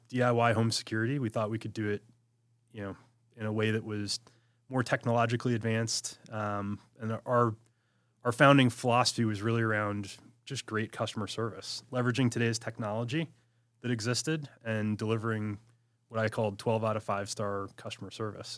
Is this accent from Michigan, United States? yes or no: yes; Michigan, United States; also born or lived in Washington, D.C.; born and raised in Michigan